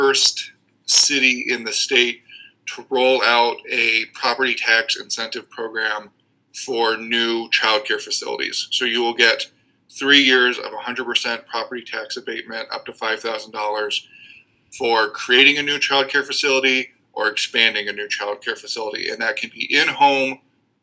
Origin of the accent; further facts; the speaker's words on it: Council Bluffs, Iowa, United States; now in Waterloo, United States; I grew up in Council Bluffs on the western side of the state